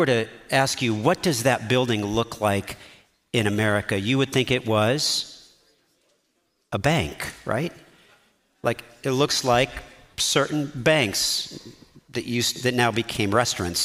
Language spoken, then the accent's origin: English; United States; as American citizens